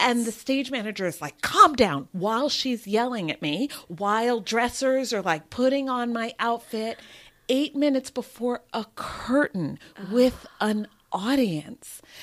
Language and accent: English; New Jersey, United States; moved away as an adult; also born or lived in New York / Massachusetts / London; now in Los Angeles, United States; I was born in New York, and I grew up in New Jersey